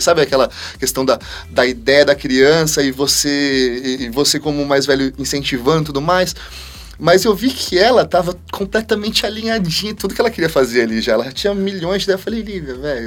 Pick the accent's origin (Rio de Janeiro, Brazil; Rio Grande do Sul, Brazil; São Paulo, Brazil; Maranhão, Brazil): São Paulo, Brazil; Parapuã; quando eu era molequinho, 6, 7 anos de idade, eu sou da cidade de Parapuã, uma cidade que tem 10 mil habitantes